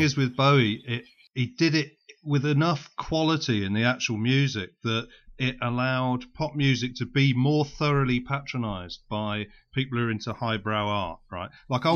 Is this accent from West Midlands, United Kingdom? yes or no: yes; West Midlands, United Kingdom; I'm from the West Midlands